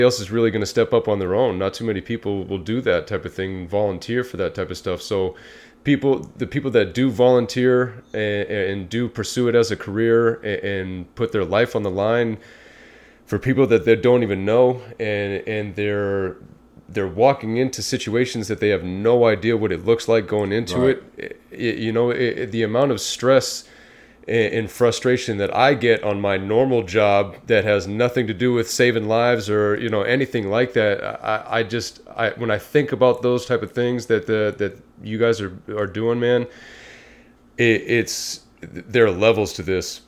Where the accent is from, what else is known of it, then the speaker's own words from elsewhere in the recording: Bay Area, California, United States; being a young kid in especially the area that we grew up in the Bay Area